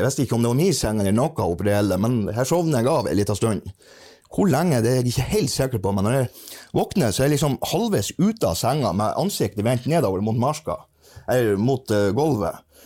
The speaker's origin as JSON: {"language": "Norwegian", "country": "Norway", "said": "jeg kom fra Norge"}